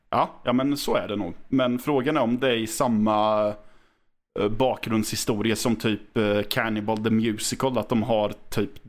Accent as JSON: {"language": "Swedish", "region": "Östergötland", "country": "Sweden", "said": "även om jag nu själv är östgöte egentligen"}